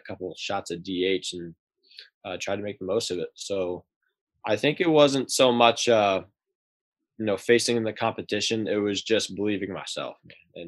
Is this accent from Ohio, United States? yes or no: yes; Columbus, Ohio, United States; moved away as an adult; I'm from Columbus